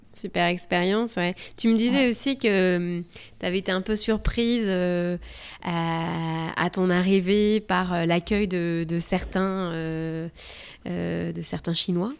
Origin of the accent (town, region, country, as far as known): France; now in United States